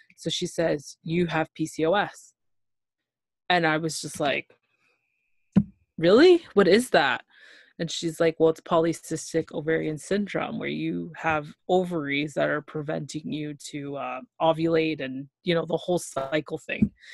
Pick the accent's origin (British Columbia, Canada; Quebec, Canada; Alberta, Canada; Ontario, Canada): Ontario, Canada; Toronto; I'm from Toronto, Ontario, Canada